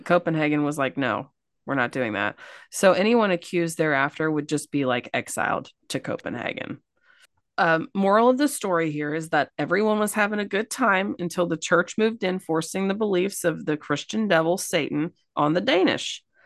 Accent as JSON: {"language": "English", "region": "Kentucky", "country": "United States", "said": "I'm from Kentucky."}